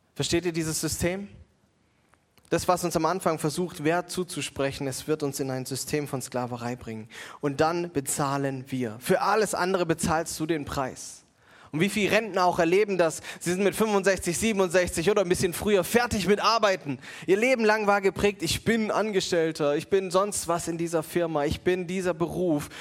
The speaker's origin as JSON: {"language": "German", "town": "Mannheim", "region": "Baden-Württemberg", "country": "Germany", "said": "als Mannheimer"}